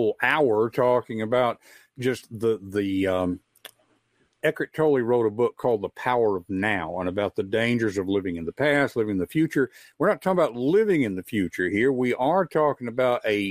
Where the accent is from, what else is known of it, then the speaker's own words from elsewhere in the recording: West Tennessee, United States; growing up in West Tennessee. It was an agricultural area.